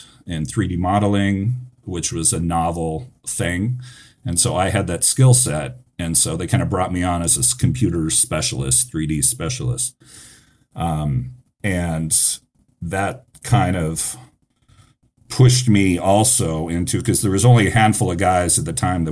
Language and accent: English; Seattle, Washington, United States; moved away as an adult; now in Los Angeles, United States; I grew up in Seattle, and this was not cool Seattle like it is now.